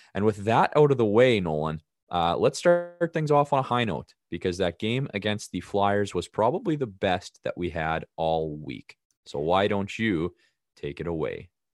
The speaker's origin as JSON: {"language": "English", "town": "Regina", "region": "Saskatchewan", "country": "Canada", "said": "I'm from Regina"}